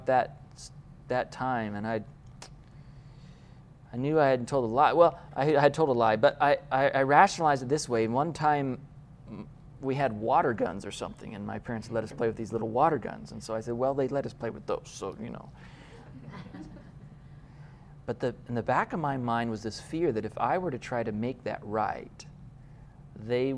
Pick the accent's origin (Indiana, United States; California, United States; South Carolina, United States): California, United States; Loma Linda; I was born in Loma Linda